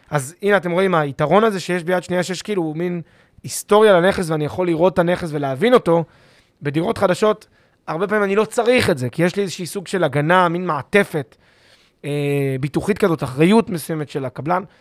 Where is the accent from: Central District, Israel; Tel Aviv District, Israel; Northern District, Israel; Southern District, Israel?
Central District, Israel; Petah Tikva; אוהב את פתח תקווה. אני גדלתי שם.